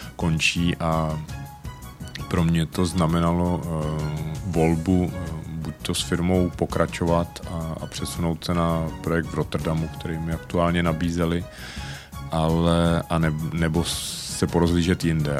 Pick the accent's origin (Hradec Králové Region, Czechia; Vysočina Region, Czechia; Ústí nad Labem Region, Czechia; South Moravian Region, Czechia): Ústí nad Labem Region, Czechia; Most; also born or lived in Prague; Jsem ro- rodilý Mostečan a víceméně tady celý život žiju s nějakou krátkou pauzou na, na školu v Praze